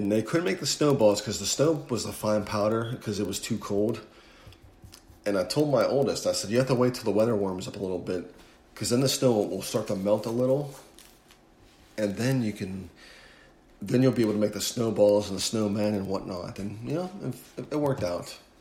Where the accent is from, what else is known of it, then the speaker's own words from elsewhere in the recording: Northeast, United States; moved away as an adult; now in Houston, United States; growing up in the Northeast, I never had to lose water or electricity